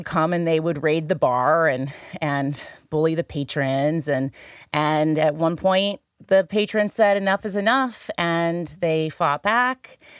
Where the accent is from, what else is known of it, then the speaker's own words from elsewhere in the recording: St. Louis, Missouri, United States; being back here in my hometown, which I love, St. Louis. I can never get away from St. Louis for too long.